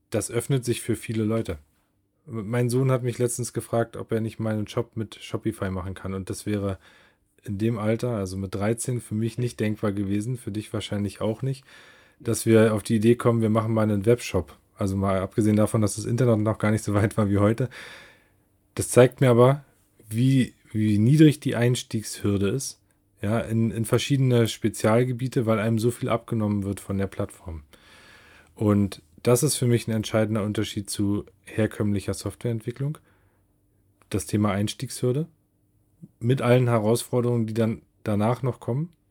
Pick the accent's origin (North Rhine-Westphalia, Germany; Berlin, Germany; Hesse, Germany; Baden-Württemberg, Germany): Berlin, Germany; Ja, ich komme aus Berlin. Ich bin 38 Jahre alt